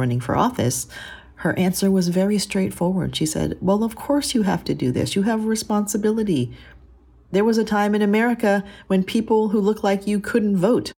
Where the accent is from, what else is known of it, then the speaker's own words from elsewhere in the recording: Tacoma, Washington, United States; also born or lived in Korea; I was just tired of people talking trash about my hometown.